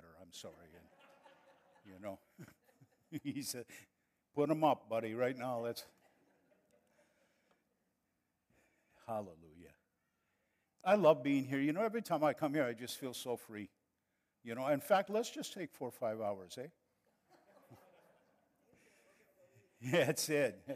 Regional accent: northern Wisconsin, United States; moved away as an adult; also born or lived in Monterrey, Mexico; now in San Antonio, United States; we are from northern Wisconsin, so I could have said, "Well, you guys, let's go, eh?" But we grew up and lived too close to Canada, and that's their fault for my accent.

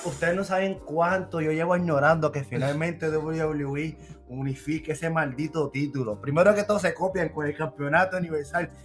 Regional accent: Puerto Rico; now in Virginia, United States; somos de Puerto Rico

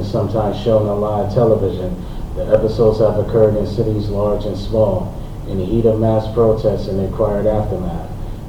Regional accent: New York, United States; I'm from New York.

